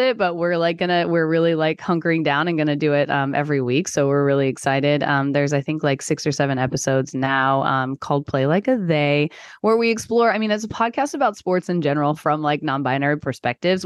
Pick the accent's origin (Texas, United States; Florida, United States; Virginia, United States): Texas, United States; I grew up in Texas